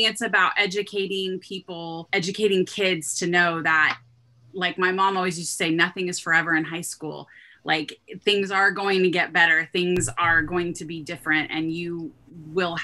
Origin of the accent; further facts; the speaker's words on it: outside San Francisco, California, United States; moved away as an adult; also born or lived in Iowa; I grew up outside San Francisco